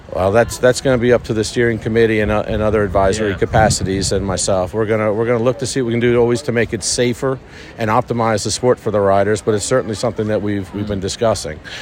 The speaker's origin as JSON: {"language": "English", "town": "Garden City", "region": "New York", "country": "United States", "tie": "born or raised there", "moved": "as an adult", "lives_now": "Lexington, United States", "said": "I grew up in Garden City, next town over from the Belmont"}